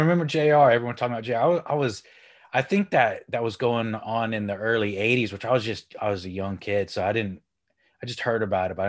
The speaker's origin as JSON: {"language": "English", "region": "Texas", "country": "United States", "moved": "yes", "lives_now": "United Kingdom", "said": "So I'm from Texas, but I live here in the UK up in the north."}